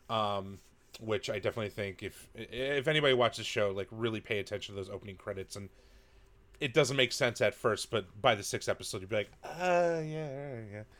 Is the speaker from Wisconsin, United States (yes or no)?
yes; Wisconsin, United States; I'm from Wisconsin